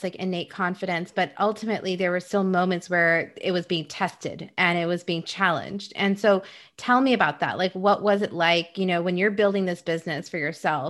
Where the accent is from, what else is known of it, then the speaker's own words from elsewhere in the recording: Dubai, United Arab Emirates; also born or lived in Egypt / Saudi Arabia; now in United States; being Indian myself, but then I never grew up in India, and growing up in Egypt and in Saudi Arabia and Dubai and all those places, and then moving to the States